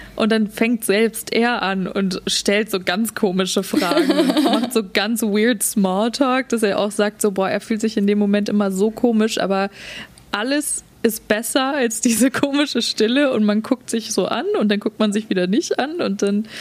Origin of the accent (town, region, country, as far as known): Germany; born or raised there; moved away as an adult; now in Vancouver, Canada